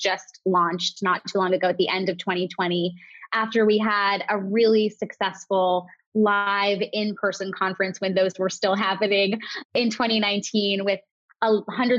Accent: New York, United States; I'm a New Yorker

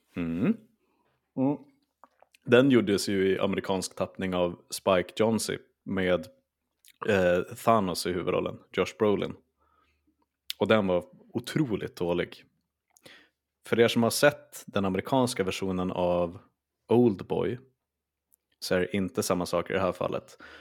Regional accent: Skellefteå, Västerbotten County, Sweden; jag är från Skellefteå

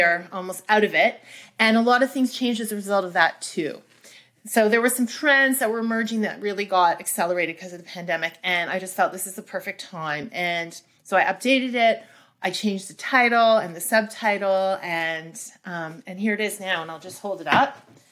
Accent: Toronto, Ontario, Canada; I am from Canada, by the way, from Toronto

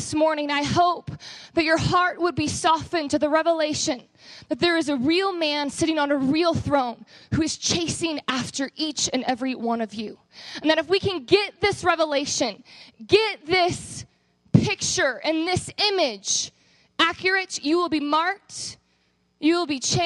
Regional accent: Texas, United States; moved away as an adult; I am actually from Texas

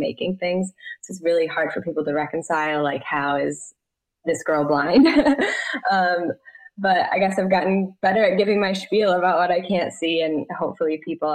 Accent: Michigan, United States; I grew up in Michigan

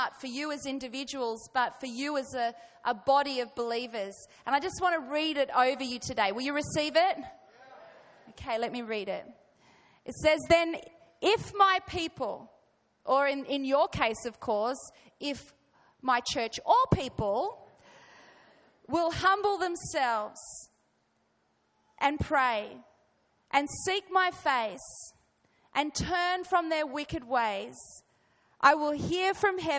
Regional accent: Australia; accent: Australian; I'm going to try and speak with a refined Australian accent today

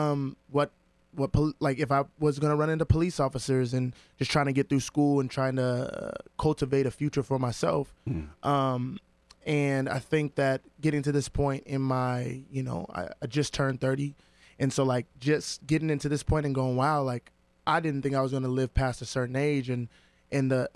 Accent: San Diego, California, United States; I grew up in San Diego, but Southeast Dago

